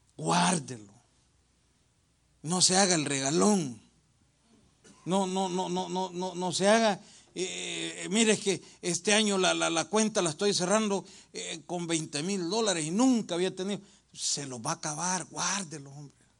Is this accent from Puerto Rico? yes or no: no; El Salvador; moved away; En mi país, El Salvador